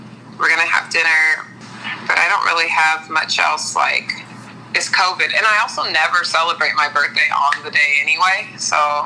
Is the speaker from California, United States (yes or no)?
yes; near San Bernardino Mountains, California, United States; I grew up near San Bernardino Mountains, and there was a fire there every year of my childhood